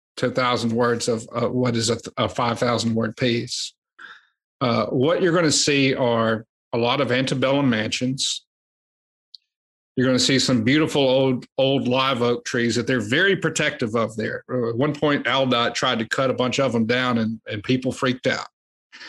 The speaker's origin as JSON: {"language": "English", "region": "South Alabama", "country": "United States", "tie": "born or raised there", "said": "I grew up in South Alabama."}